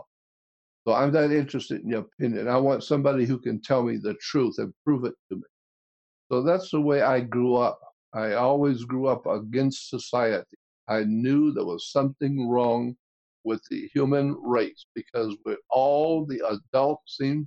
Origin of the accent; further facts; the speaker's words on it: Pensacola, Florida, United States; We had a ghoul come into our town in Pensacola